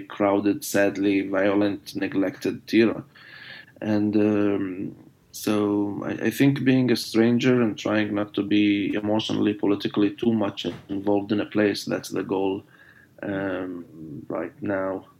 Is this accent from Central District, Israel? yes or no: no; Jerusalem, Jerusalem District, Israel; first language Arabic; English is a second language; moved away as an adult; now in United States; where are you from? And I decided not to say Jerusalem